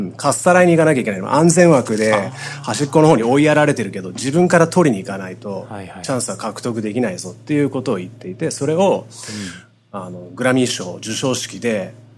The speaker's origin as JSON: {"language": "Japanese", "country": "United States", "said": "同じアジアンアメリカ人として"}